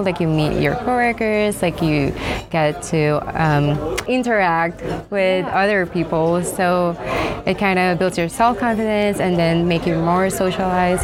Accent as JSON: {"language": "English", "town": "Manila", "region": "Metro Manila", "country": "Philippines", "tie": "born or raised there", "also_born_or_lived": "United States", "moved": "yes", "said": "I was born and raised in the Philippines, so most of my life in the Philippines was just in Manila."}